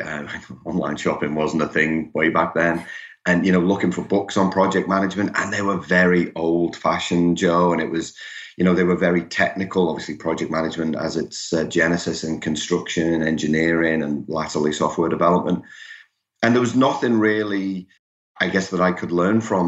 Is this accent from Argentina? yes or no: no; Liverpool, North West England, United Kingdom; accent: Liverpool; now in Melbourne, Australia; I'm originally from from Liverpool in, in England. That that will come through for those of you familiar with the English accent